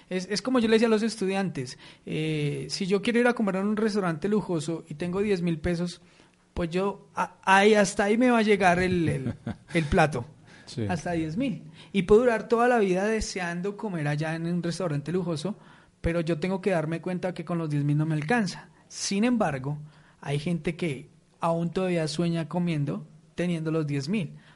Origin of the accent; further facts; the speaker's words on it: Colombia; Entonces, para mí estas personas tienen totalmente la calificación de emprendedores, ¿cierto? Eh, como colombianos.